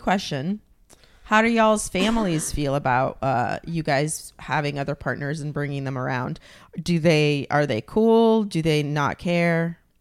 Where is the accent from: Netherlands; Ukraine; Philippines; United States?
Ukraine; moved away; I'm from Ukraine